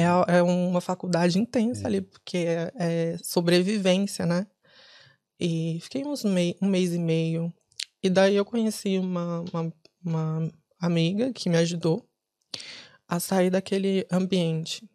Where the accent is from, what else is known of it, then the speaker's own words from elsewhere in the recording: São Paulo, Brazil; also born or lived in Ceará, Brazil; now in Dublin, Ireland; Eu sou de São Paulo mas nasci no Ceará. Uhum. Fui para São Paulo com três anos de idade